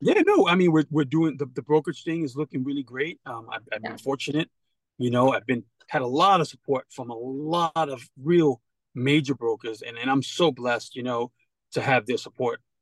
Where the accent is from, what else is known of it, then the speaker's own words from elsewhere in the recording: New York, United States; growing up in New York